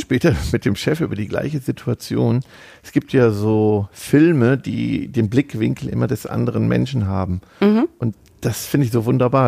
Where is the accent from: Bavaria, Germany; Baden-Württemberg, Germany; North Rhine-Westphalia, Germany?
North Rhine-Westphalia, Germany; wir kommen ja aus Ostwestfalen